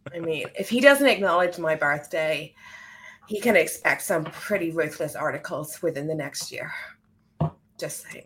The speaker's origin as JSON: {"language": "English", "country": "Ireland", "moved": "yes", "lives_now": "United Kingdom", "said": "I'm from, I'm from Ireland. I live in the U K"}